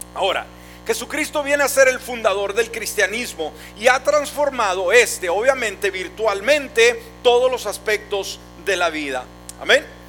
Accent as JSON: {"language": "Spanish", "country": "Mexico", "said": "en nuestro México, hablando por mi país"}